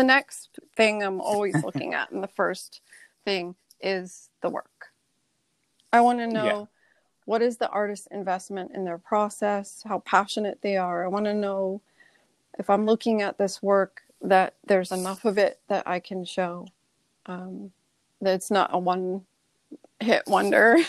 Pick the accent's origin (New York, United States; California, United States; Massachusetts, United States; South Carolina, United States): New York, United States; New York City; now in Newport, United States; I grew up in New York. New York City was my backyard growing up